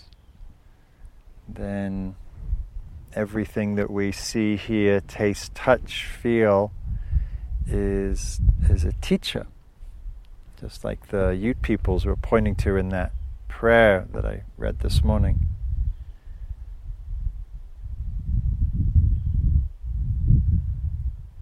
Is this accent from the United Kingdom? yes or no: yes; the north of England, United Kingdom; moved away as an adult; now in United States; growing up in England, up in the north, which is wild, but not very wild like this.